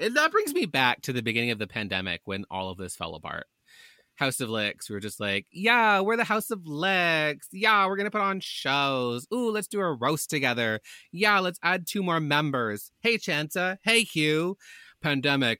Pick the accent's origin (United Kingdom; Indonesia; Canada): Canada; I'm a Canadian